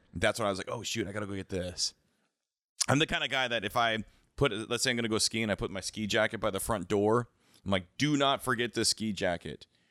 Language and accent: English; the Cascades, Pacific Northwest, United States; I grew up skiing in the Cascades